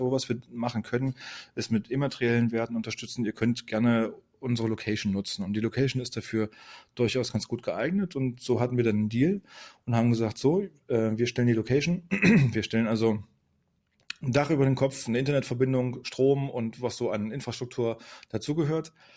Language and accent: German; Magdeburg, Saxony-Anhalt, Germany; also born or lived in Rostock; Gebürtig bin ich Magdeburger, ich komme aus Magdeburg, habe auch hier studiert